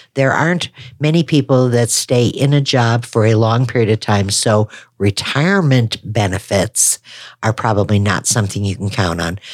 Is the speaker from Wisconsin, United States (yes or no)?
yes; Wisconsin, United States; moved away; I'm a Wisconsin girl